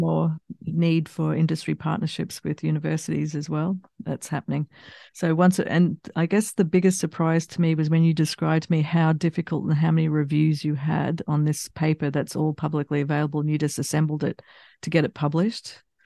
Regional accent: Australia; moved away; also born or lived in United States / England; I grew up in Australia

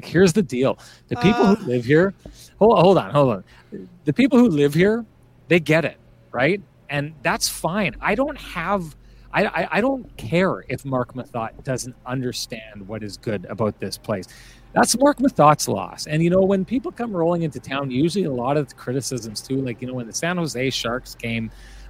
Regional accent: Lac du Bonnet, Manitoba, Canada; also born or lived in Pinawa; Born in the Pinawa Hospital, right near the banks, the lovely banks of the Winnipeg River. Grew up in Paradise.

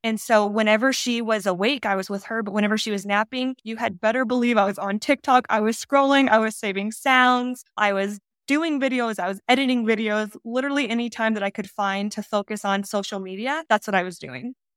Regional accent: Northwest Arkansas, United States; moved away as an adult; also born or lived in Utah; now in Las Vegas, United States; I'm originally from Northwest Arkansas. I was born and raised there. I lived there till I was eighteen years old.

